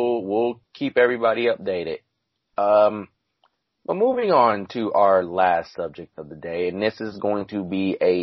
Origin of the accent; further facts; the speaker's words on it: Los Angeles, California, United States; now in Bay Area, United States; I grew up in Los Angeles. I currently live in the Bay Area now.